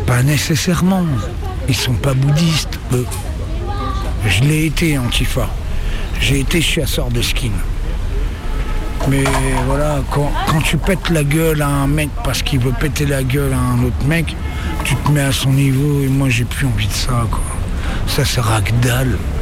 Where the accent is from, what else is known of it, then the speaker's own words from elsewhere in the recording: Le Havre, Normandy, France; moved away; also born or lived in Valmont / Pau / Lyon; Je suis né au Havre, j'étais à Valmont. Et ensuite, euh, je suis allé à Pau